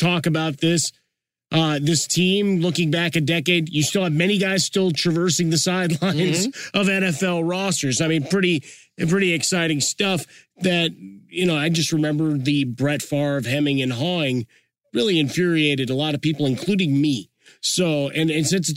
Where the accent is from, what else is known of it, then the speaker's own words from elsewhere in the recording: Chicago, Illinois, United States; as a guy growing up in Chicago, Bears fan